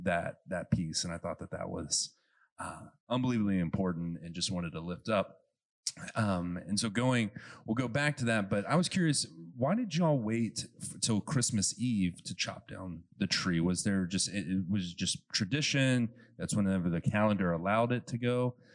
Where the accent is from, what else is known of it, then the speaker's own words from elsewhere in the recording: Gulf Coast, United States; now in Ohio, United States; growing up in the Gulf Coast